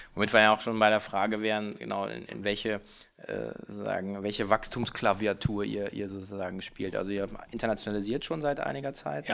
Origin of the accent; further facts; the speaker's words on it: Hanover, Lower Saxony, Germany; Ich bin heute hier in meiner Heimatstadt in Hannover